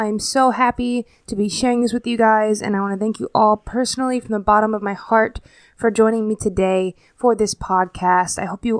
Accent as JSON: {"language": "English", "town": "Fort Walton Beach", "region": "Florida", "country": "United States", "tie": "born or raised there", "said": "I'm originally from Florida, the Destin, Florida area, specifically Fort Walton Beach. That's where I went to high school. It's basically kind of the area I grew up around the most."}